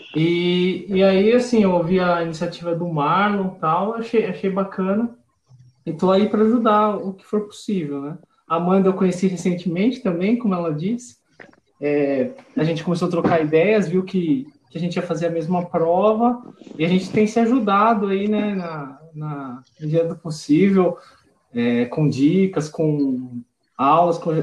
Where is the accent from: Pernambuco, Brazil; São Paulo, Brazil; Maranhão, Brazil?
São Paulo, Brazil; eu sou de São Paulo